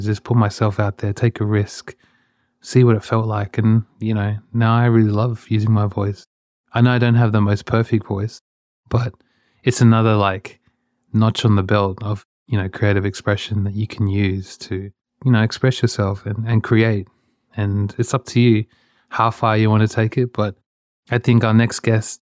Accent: Australia; when I was a kid, growing up in Australia

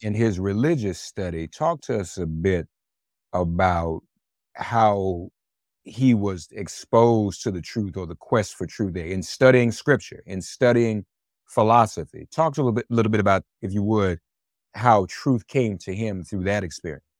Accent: Nashville, Tennessee, United States; Vanderbilt University in Nashville, Tennessee, my hometown

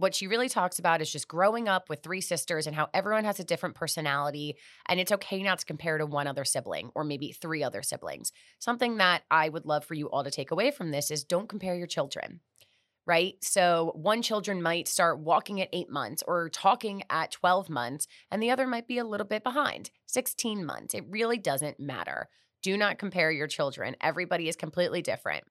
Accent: Miami, Florida, United States; also born or lived in Fort Lauderdale / New York; I'm born and raised in Miami. I went to high school in Fort Lauderdale

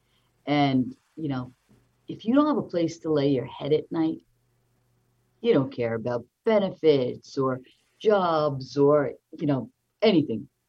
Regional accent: South Shore, Nassau County, Long Island, New York, United States; I'm born and raised South Shore, Nassau County girl

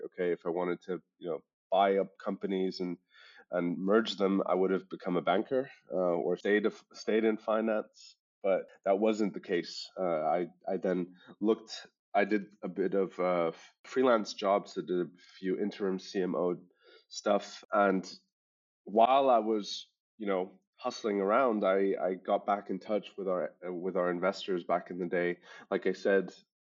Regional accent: Hong Kong; accent: international school English; moved away as an adult; now in Germany; I was born and raised in Hong Kong

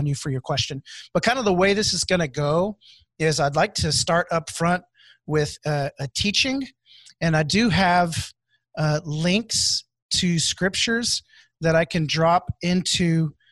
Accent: Houston, Texas, United States; moved away as an adult; now in Wichita, United States; I'm here in Wichita, but I'm originally from Houston, Texas. And so I moved in 2010 to Wichita

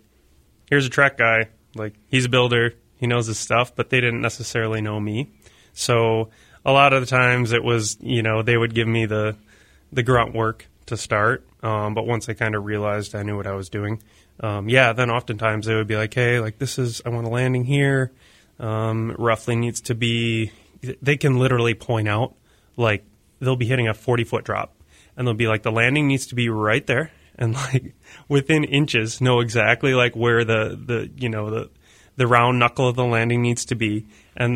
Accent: Lake Mills, Wisconsin, United States; moved away; I grew up in Lake Mills, Wisconsin. Now I'm kind of from all over

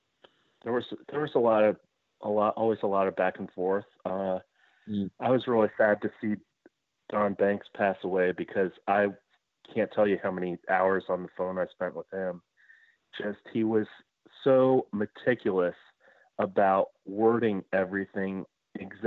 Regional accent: Cincinnati, Ohio, United States; moved away as an adult; also born or lived in Atlanta; I was from Cincinnati, and my wife and I wanted to move home

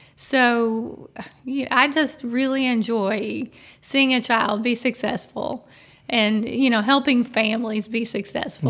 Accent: Frankfort, Kentucky, United States; I grew up here

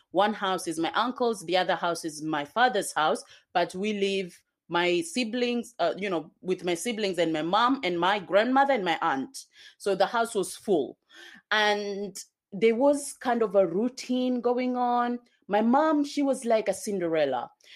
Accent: Kenya; also born or lived in Zanzibar, Tanzania; now in United Kingdom; I come from, I was born in Kenya and, um, I also lived in Tanzania, Zanzibar

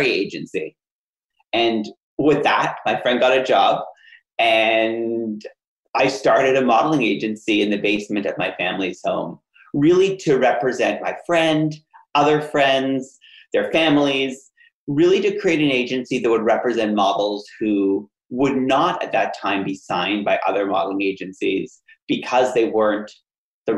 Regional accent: Ottawa, Ontario, Canada; my hometown in Ottawa, Canada

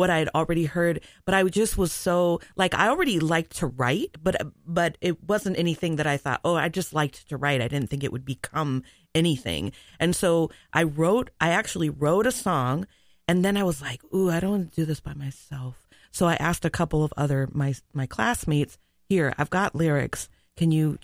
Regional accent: Mount Pleasant, Iowa, United States; I grew up in a small town in Iowa. Mount Pleasant

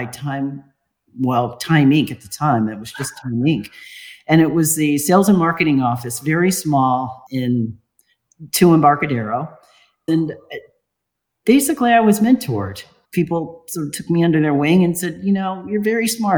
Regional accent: Los Angeles, California, United States; I was born in Los Angeles.

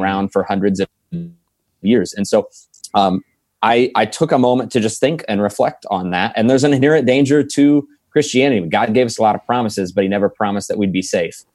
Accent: Franklin, Indiana, United States; moved away as an adult; now in Fort Wayne, United States; I'm originally from South Side of Indianapolis, Franklin, Indiana

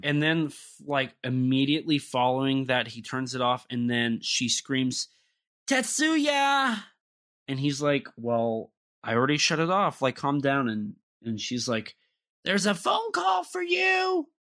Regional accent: United States; I'm the American

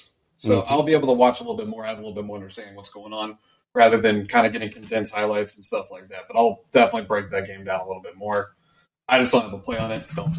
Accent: Dripping Springs, Texas, United States; Austin, Texas. I mean, I'm from Dripping Springs.

